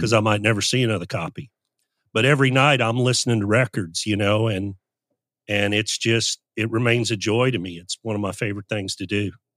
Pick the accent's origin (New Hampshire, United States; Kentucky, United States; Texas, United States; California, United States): Kentucky, United States; Louisville; also born or lived in Moline, Illinois; we moved to Louisville when I was seven. I was born in Moline, Illinois